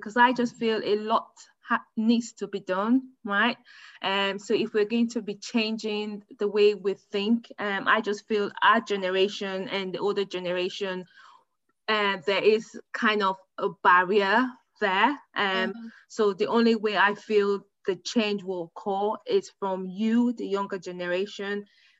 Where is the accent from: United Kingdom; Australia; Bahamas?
United Kingdom; I'm a British woman, so that makes me a higher grade compared to you, isn't it?